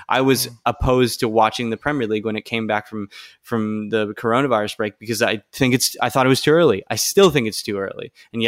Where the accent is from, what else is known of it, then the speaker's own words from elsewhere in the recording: United States; I participated in it as much as anyone else does, being an American.